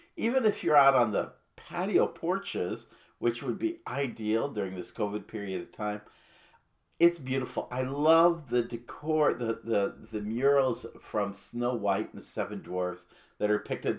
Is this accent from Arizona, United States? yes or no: yes; Arizona, United States; I'm from the Grand Canyon State